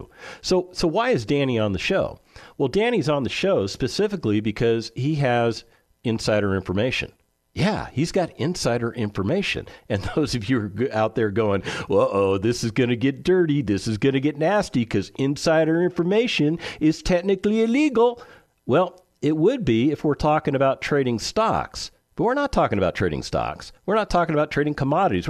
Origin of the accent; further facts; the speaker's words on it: California, United States; also born or lived in Las Vegas, Nevada; now in Texas, United States; I spent the majority of my life growing up in California